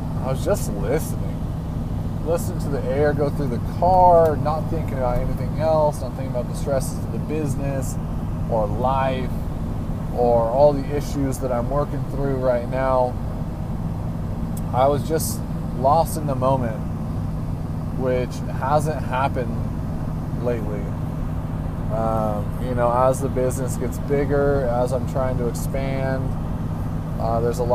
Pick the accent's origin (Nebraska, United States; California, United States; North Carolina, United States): California, United States; Atascadero; also born or lived in Santa Margarita, California; I grew up in California, but I grew up in a much more rural setting. I grew up in south of Tascadero, which is about 30,000 people